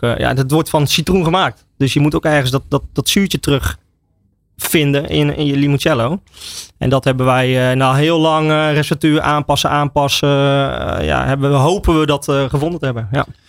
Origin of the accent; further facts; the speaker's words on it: Oudewater, Utrecht, Netherlands; Ik kom dus uit Oude Water en wij hebben in Oude Water een gezegde.